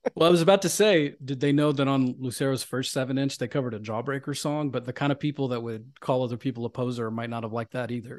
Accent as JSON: {"language": "English", "region": "Deep South", "country": "United States", "tie": "born or raised there", "moved": "as an adult", "lives_now": "New York City, United States", "said": "I grew up in the Deep South"}